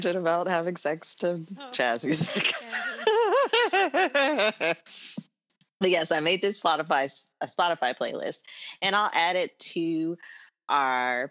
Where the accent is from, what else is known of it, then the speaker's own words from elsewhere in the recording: Texas, United States; we're from Texas